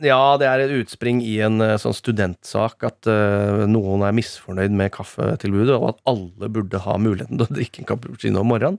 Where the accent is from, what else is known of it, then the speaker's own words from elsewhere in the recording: Rakkestad, Østfold, Norway; i Rakstad, min hjemby